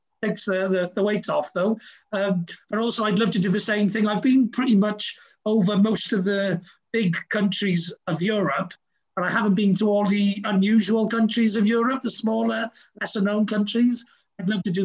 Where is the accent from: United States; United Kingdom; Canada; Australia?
United Kingdom; Wales; although I'm very Welsh